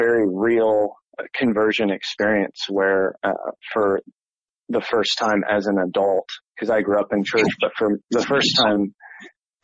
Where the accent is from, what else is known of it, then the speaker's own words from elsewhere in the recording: Toledo, Ohio, United States; moved away as an adult; also born or lived in Cincinnati, Ohio; I'm originally from Toledo, Ohio.